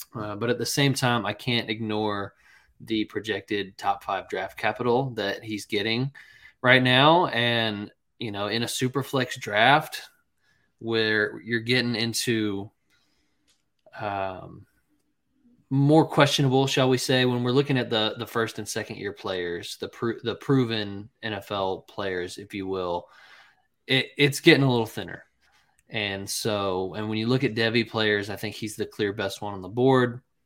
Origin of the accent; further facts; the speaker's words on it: North Carolina, United States; now in South Carolina, United States; I'm from North Carolina originally, um, but South Carolina is where I live